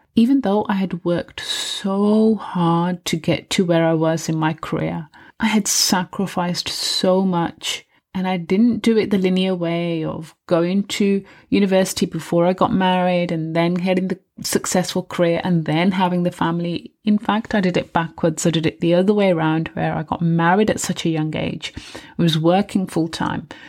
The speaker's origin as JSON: {"language": "English", "country": "United Kingdom", "tie": "born or raised there", "said": "I was living in the U K, I was born in the U K"}